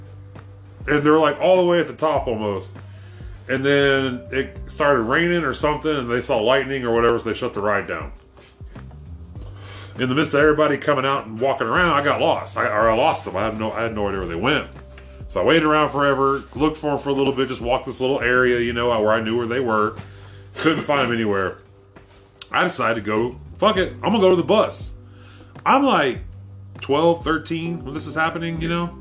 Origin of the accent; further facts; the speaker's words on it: Oklahoma, United States; I'm a kid from Oklahoma, knowing nobody in this area I'm